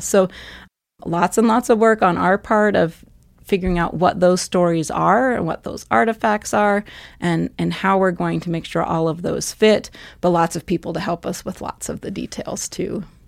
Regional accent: western Pennsylvania, United States; moved away as an adult; now in Montana, United States; I actually grew up in Pennsylvania

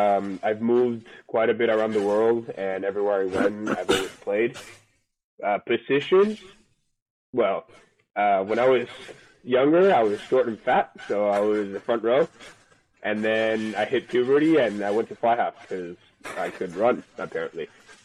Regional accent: Argentina; now in United States; I'm originally from Argentina.

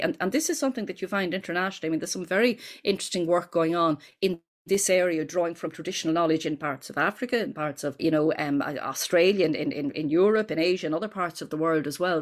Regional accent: Dublin, Leinster, Ireland; growing up in Ireland, we'd say in the nineteen sixties, and at that point, your bedroom in the ordinary house that we lived in in North Dublin

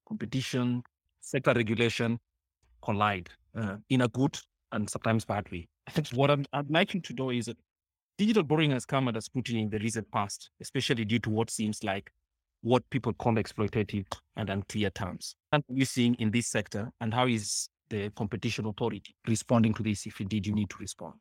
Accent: Kenya; as a Kenyan

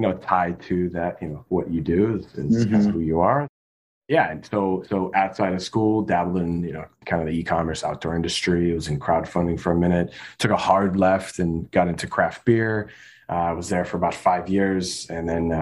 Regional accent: Chicagoland, Illinois, United States; also born or lived in Colorado; I grew up in Colorado and a little bit in mainly Chicagoland

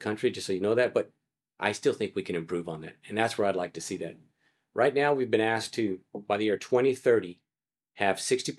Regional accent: El Paso, Texas, United States; now in Collin County, United States; I was born in El Paso, grown up in El Paso, moved here, went to school at North Texas, played football at North Texas, enjoyed it, had a great time.

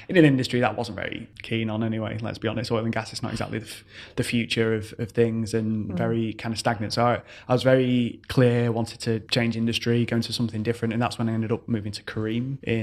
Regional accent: Manchester, North West England, United Kingdom; moved away as an adult; now in United Arab Emirates; So I'm originally from Manchester, the UK. So I moved out here January 2015.

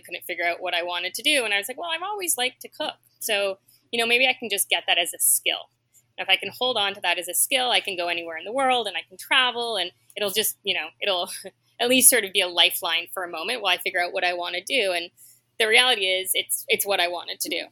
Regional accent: Ottawa, Ontario, Canada; also born or lived in Toronto, Canada; now in New York, United States; So I grew up in Ottawa and Toronto in the 70s and 80s.

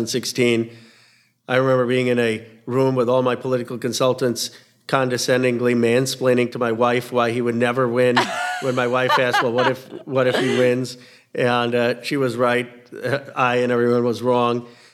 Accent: Philadelphia, Pennsylvania, United States; also born or lived in California; being born in Philadelphia, growing up in Pennsylvania, and being from California as this hybrid.

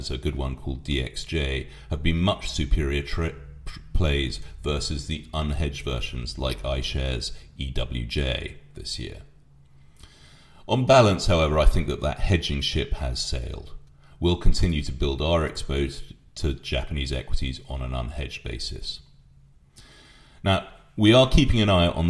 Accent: United Kingdom

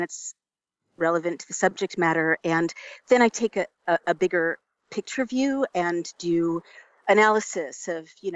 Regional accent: United States; as an American

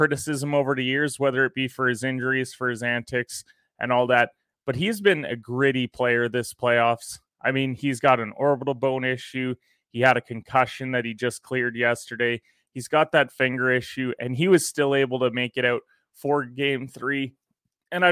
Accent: Canada; I'm a Canadian

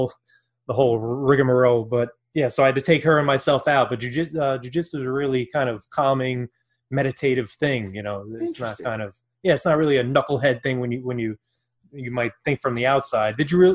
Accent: Brooklyn, New York, United States; now in New Jersey, United States; I grew up in Brooklyn, but nice. I live in New Jersey

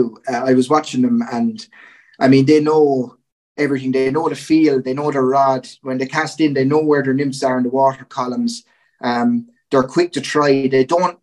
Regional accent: Goresbridge, County Kilkenny, Ireland; I grew up in Gorn in County Kilkenny

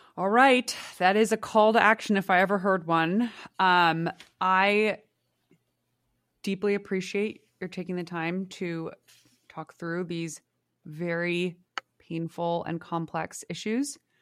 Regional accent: San Francisco, California, United States; my hometown

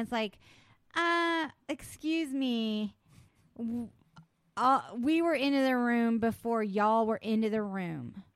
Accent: West Virginia, United States; I was born in West Virginia.

